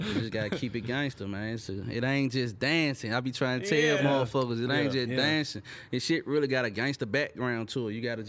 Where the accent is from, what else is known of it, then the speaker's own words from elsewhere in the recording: Memphis, Tennessee, United States; He from Chattanooga, I'm from Memphis.